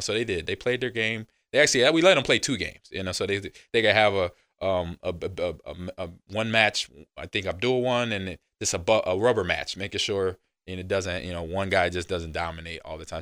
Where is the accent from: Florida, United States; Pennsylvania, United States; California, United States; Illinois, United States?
California, United States; Los Angeles; I remember growing up in Los Angeles where the teachers went on strike